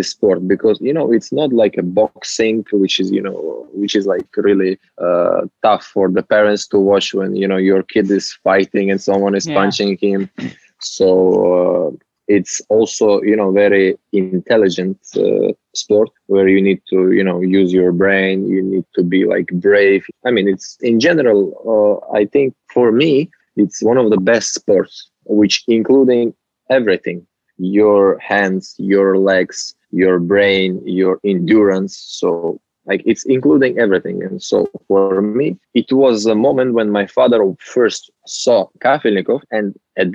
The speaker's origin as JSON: {"language": "English", "country": "Uzbekistan", "said": "I'm from Uzbekistan. It's a country in Central Asia"}